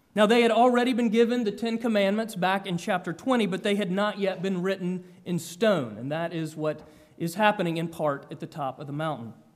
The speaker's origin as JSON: {"language": "English", "region": "Georgia", "country": "United States", "tie": "born or raised there", "moved": "yes", "said": "I grew up in Georgia"}